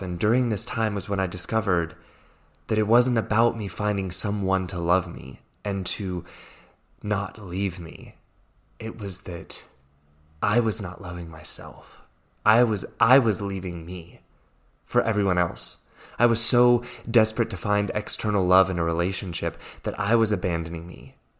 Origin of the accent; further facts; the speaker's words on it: Fort Belvoir, Virginia, United States; accent: American; first language English; moved away as an adult; now in Zurich, Switzerland; I'm originally from Fort Belvoir, Virginia, in the U S A, um, which is why I, I speak English so well. I'm, I'm not a native German speaker